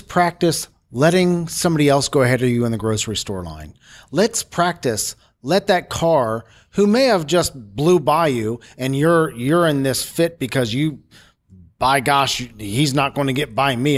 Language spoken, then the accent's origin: English; Cincinnati, Ohio, United States; I'm from Cincinnati, Ohio